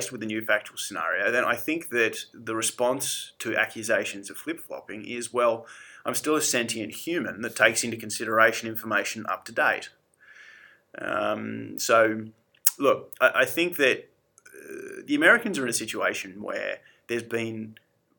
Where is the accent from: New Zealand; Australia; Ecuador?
Australia; being Australian